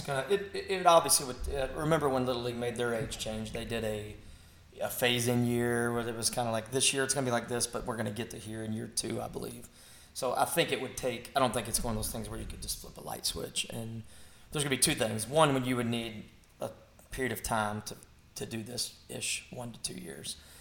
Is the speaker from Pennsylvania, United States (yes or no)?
no; Kentucky, United States; we're from Kentucky